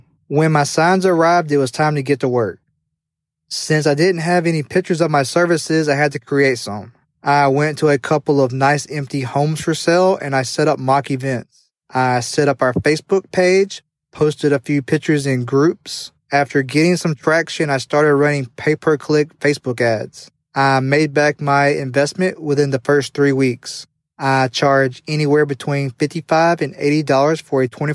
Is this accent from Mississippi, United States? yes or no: yes; Tupelo, Mississippi, United States; Tupelo being my hometown.